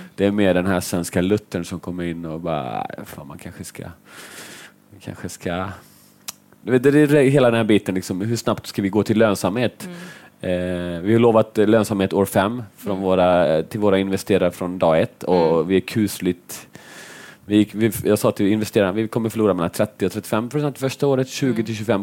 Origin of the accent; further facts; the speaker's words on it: Finland; jag är finne